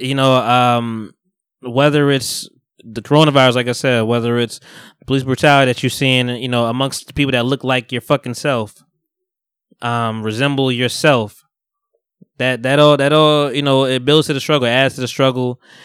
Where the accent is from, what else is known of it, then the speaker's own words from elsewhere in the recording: Bogota, New Jersey, United States; moved away; I'm from Bogota originally, you know, North Jersey